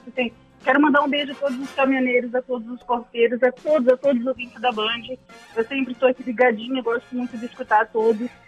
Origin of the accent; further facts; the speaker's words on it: Itajaí, Santa Catarina, Brazil; now in Switzerland; Eu sou de Itajaí, Santa